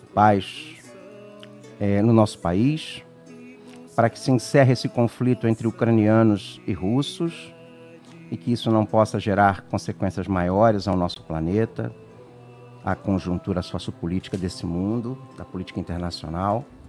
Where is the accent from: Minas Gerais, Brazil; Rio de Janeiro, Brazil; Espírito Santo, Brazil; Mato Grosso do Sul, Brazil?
Rio de Janeiro, Brazil; Niterói; eu sou lá de Niterói, aqui, lá, não sei, sou de Niterói